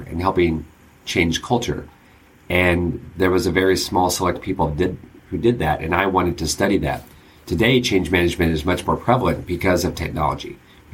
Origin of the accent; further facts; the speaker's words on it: San Diego, California, United States; I grew up in San Diego